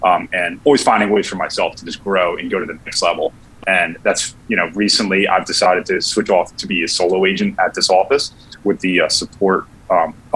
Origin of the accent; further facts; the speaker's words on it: New Jersey, United States; moved away as an adult; also born or lived in Philadelphia; I'm from New Jersey originally, but I decided to sell real estate in the city of Philadelphia